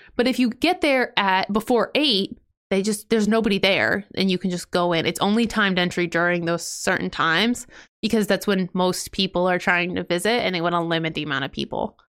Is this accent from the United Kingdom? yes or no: no; Ohio, United States; I'm from Ohio. I love Ohio